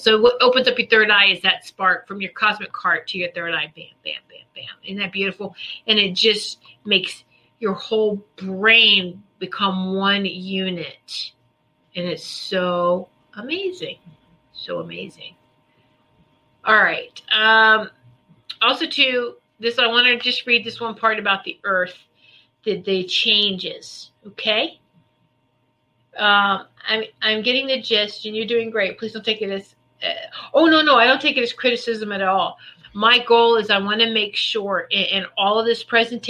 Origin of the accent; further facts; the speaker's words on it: the South, United States; I'm from the South.